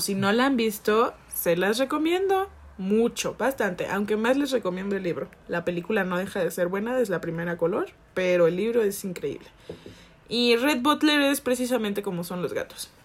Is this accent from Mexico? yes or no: yes; Jalisco, Mexico; con ese acento porque soy de Jalisco